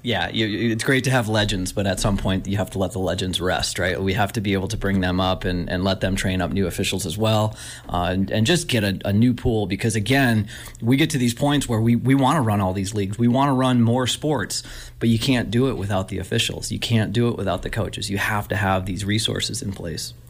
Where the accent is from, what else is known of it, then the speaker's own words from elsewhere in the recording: Buffalo, New York, United States; moved away; I grew up in Buffalo, New York, and I grew up right next to Rich Stadium